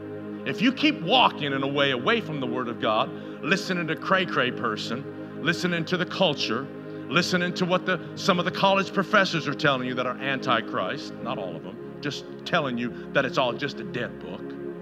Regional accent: Canada; now in United States; Kind of interesting in our culture, which kind of shocked me, we came from Canada, and if you want to, you want a tree in Canada, you didn't go out and, like palm trees.

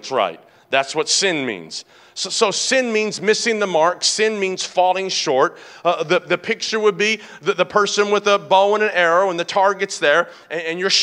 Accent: Tennessee, United States; now in San Diego, United States; I grew up in Tennessee, and next to this suburban neighborhood where I lived

